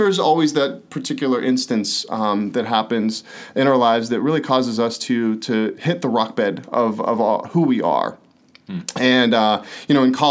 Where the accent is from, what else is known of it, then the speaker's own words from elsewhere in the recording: Pittsburgh, Pennsylvania, United States; born and raised in Pittsburgh, super proud to be from there